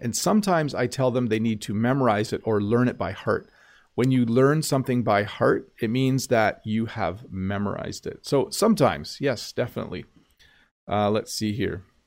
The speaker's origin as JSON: {"language": "English", "country": "Canada", "said": "I'm Canadian"}